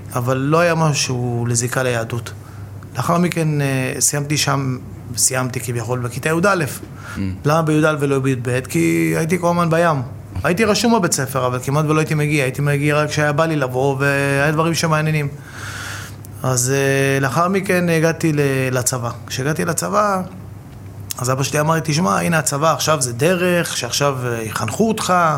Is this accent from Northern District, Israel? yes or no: no; Bat Yam, Tel Aviv District, Israel; גדלתי בבת ים